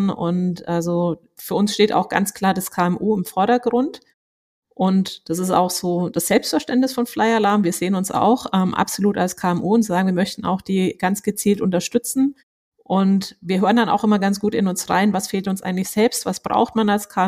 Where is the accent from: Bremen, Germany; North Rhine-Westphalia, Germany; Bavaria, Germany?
Bavaria, Germany; Würzburg; an meiner Aussprache, ähm, haben wahrscheinlich viele gemerkt. Ähm, ich bin wirklich absolute Fränkin. Ich bin in Würzburg geboren, zur Schule gegangen, habe Abi gemacht und sogar noch studiert